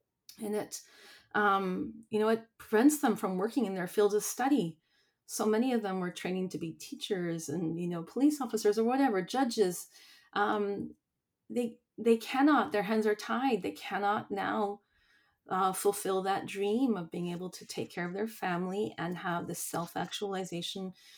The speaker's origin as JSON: {"language": "English", "town": "Niagara Falls", "region": "New York", "country": "United States", "tie": "born or raised there", "said": "and I was raised in Niagara Falls, so it's just on the border, and I have a lot of friends and family that live in Buffalo and the surrounding suburbs."}